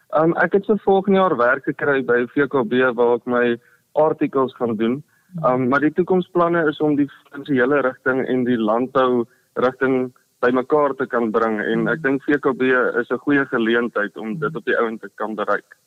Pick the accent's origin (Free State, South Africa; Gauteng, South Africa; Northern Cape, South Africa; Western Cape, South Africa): Northern Cape, South Africa; Olifantshoek; also born or lived in Potchefstroom (North-West University); Ek het groot geword in die Olifantshoek Appington omgewing op 'n plaas